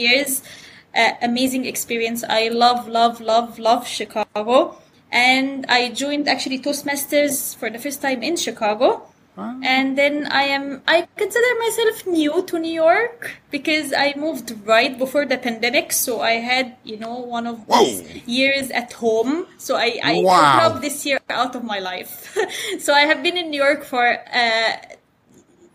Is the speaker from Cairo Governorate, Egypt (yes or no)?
yes; Cairo, Cairo Governorate, Egypt; first language Arabic; English is a second language; moved away as an adult; also born or lived in Saudi Arabia; now in United States; I was born in Saudi Arabia, actually. But I am Egyptian citizen. I grew up in Egypt. This is where I went to school. This is where I did everything. This is where my friends are. My family's from Cairo. Our home is in Cairo. I went to school in Cairo